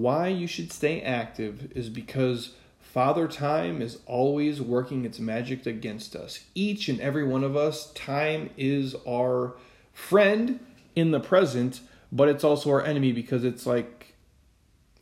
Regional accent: Midwest, United States; we grew up in the Midwest

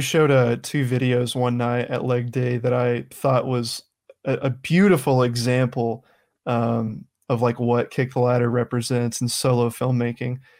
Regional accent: the South, United States; I come from the South

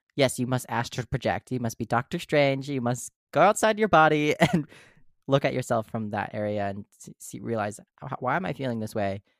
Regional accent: Carver, Minnesota, United States; I grew up in Carver, Minnesota

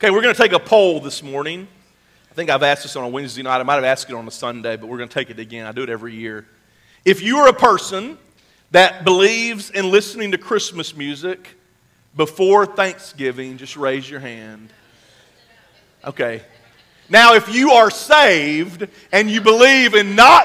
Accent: Mississippi, United States; now in Oklahoma, United States; And I'm from Mississippi

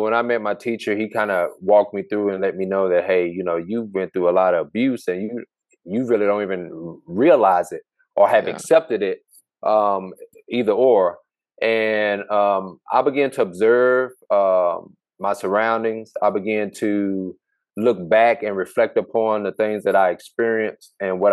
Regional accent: Hope, Arkansas, United States; moved away as an adult; now in Dallas, United States; I'm from Hope, Arkansas, small town I grew up from

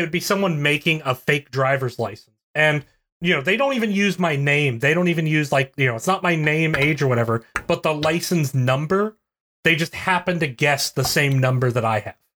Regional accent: West Virginia, United States; I'm from West Virginia, so I have to pronounce every

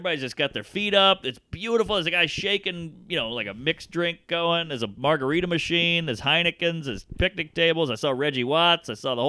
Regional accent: United Kingdom; And, you know, I'm a British guy, so comedy's big.

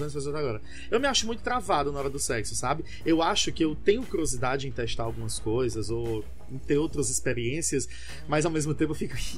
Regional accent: Fortaleza, Ceará, Brazil; sou de Fortaleza, Ceará

